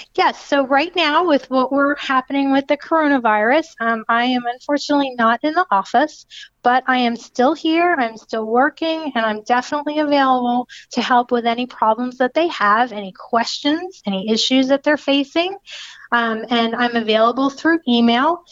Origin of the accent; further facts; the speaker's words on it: Lakeland, Florida, United States; I'm from Lakeland